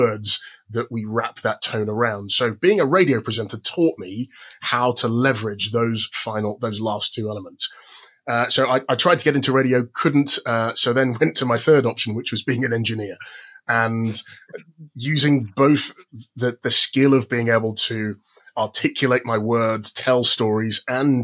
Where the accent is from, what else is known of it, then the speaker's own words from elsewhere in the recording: London, United Kingdom; I am from London as well.